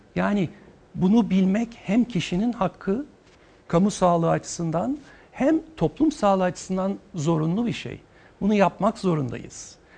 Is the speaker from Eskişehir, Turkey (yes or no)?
yes; Eskişehir, Turkey; Eskişehirliyim ben